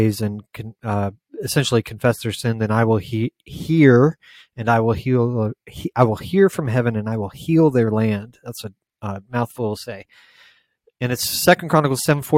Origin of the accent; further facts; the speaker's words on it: United States; I'm proud to be an American